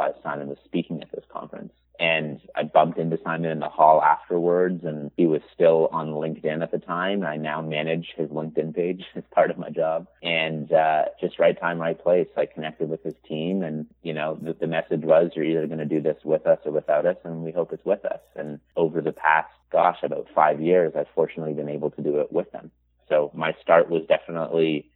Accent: Toronto, Ontario, Canada; I'm from Toronto, Canada, born and raised.

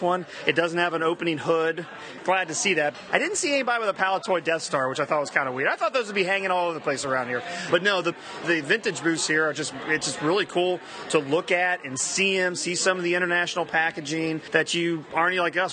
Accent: Ohio, United States; I'm from Ohio

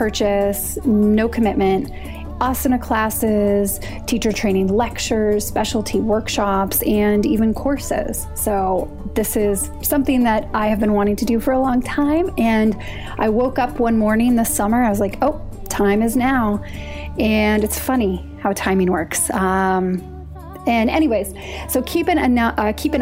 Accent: United States; as an American

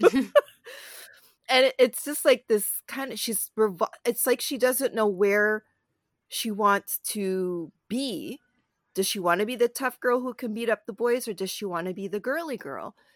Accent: Toronto, Ontario, Canada; I live in and I grew up in Toronto

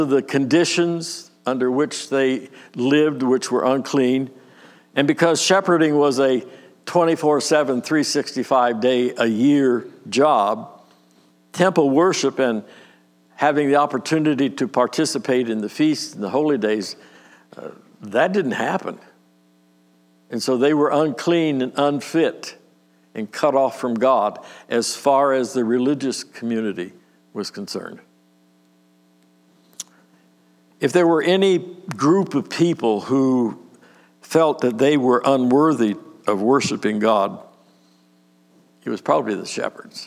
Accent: Nelsonville, United States; also born or lived in Warren, Pennsylvania; We moved to Nelsonville when I was 8.

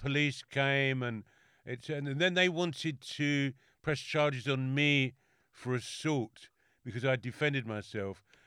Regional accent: London, United Kingdom; I'm very London

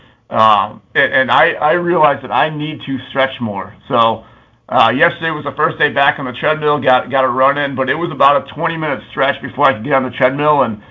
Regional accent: Chicago, Illinois, United States; I was raised Irish Catholic in the Chicagoland area

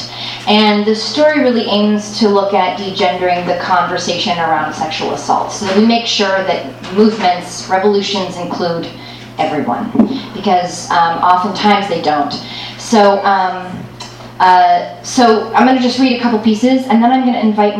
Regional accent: Los Angeles, California, United States; Born and raised in Los Angeles here

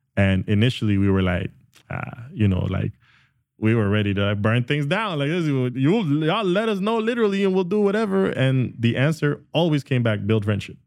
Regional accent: Guatemala; now in Canada; I was born and raised in Guatemala, and we had to leave because of the Civil War.

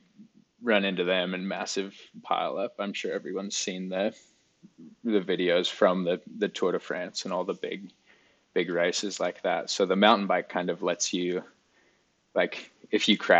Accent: Alice Springs, Northern Territory, Australia; Alice Springs, Australia, which is where I grew up

